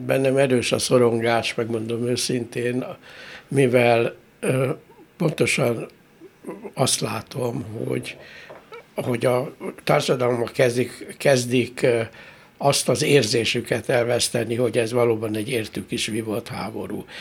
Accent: Hungary; büszke magyarként

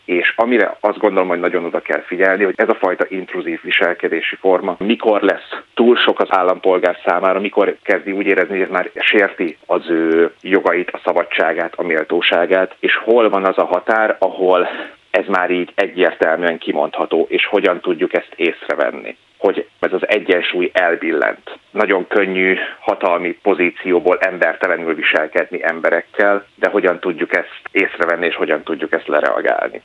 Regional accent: Hungary; Magyarországról származom

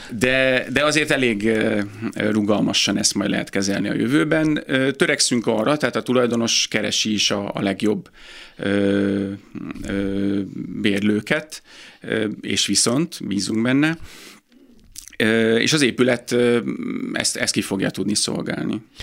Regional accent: Pécs, Baranya, Hungary; moved away as an adult; also born or lived in Budapest; én Pécsi születésű vagyok

